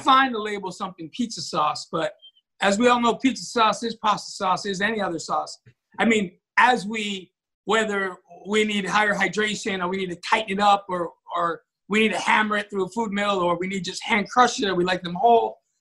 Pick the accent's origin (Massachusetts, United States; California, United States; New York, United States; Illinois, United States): New York, United States; growing up in New York, you know, having this little job at a pizzeria after school